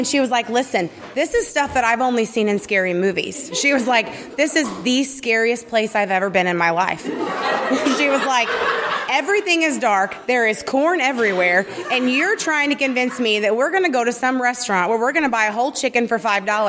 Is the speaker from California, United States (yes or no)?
no; Southern Illinois, United States; also born or lived in St. Louis; I grew up in a small town in southern Illinois, 300 people.